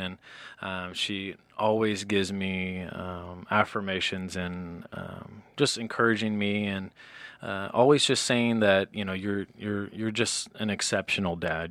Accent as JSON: {"language": "English", "region": "South Carolina", "country": "United States", "moved": "yes", "said": "I'm from the South"}